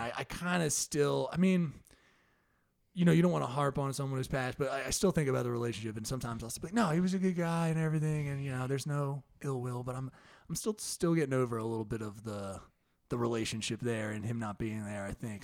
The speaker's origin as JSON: {"language": "English", "region": "New Jersey", "country": "United States", "also_born_or_lived": "Philadelphia", "moved": "as an adult", "said": "I went to school in Philly, but I'm from Jersey"}